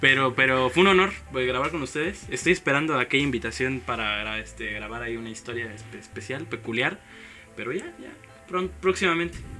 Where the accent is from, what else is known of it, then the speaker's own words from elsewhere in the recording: Mexico City, Mexico; como chilangos